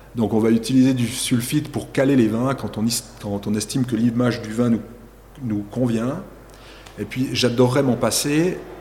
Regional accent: Chamoson, Valais, Switzerland; Chez nous, à Chamezon, là, on est entre 450 et 550 mm de pluie par année

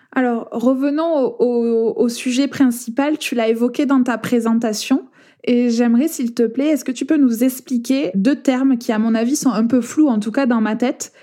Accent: France; accent: accent chantant

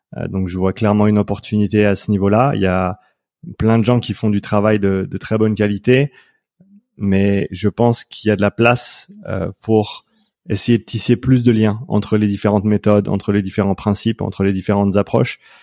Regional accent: Switzerland; moved away as an adult; also born or lived in Vancouver, Canada; je vis en Suisse actuellement, c'est là où j'ai grandi

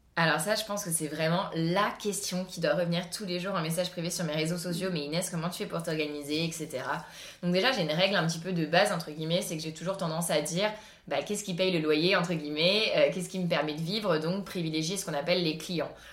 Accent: Cannes, Provence-Alpes-Côte d'Azur, France; also born or lived in Paris; Cannes, vu que c'est là où j'ai grandi

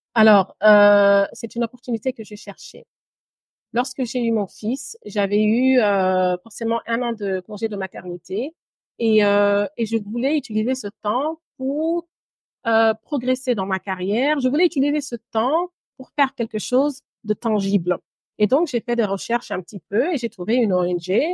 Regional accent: Brussels, Brussels-Capital Region, Belgium; moved away as an adult; also born or lived in Guinea; now in London, United Kingdom; J'ai grandi à Bruxelles, en Belgique, pendant mon adolescence et une partie de mon enfance d'ailleurs.

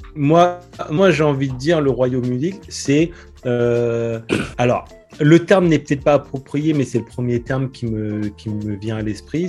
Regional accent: France; en tant que Français

